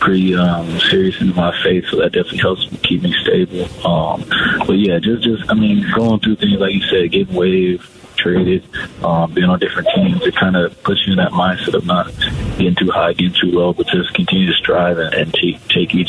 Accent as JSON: {"language": "English", "town": "Phoenix", "region": "Arizona", "country": "United States", "tie": "born or raised there", "said": "Growing up in Arizona, going to Suns games with my dad, and just being from Phoenix"}